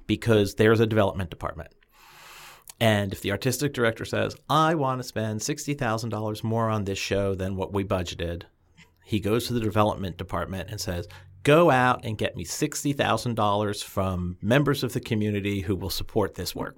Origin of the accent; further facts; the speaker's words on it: New Jersey, United States; I grew up in North Jersey, just outside of New York City, so I knew the, the area.